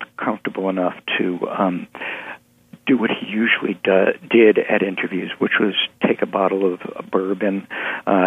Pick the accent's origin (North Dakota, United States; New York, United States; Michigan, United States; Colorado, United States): New York, United States; I grew up in New York